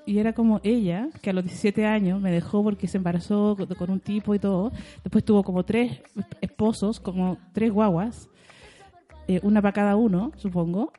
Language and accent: Spanish; Santiago, Santiago Metropolitan Region, Chile; also born or lived in La Victoria, Santiago / Maipú, Santiago; yo nací en El Salto, en, ah. en Conchalí. Después viví en La Victoria muchos años, mi mamá se cambiaba mucho de casa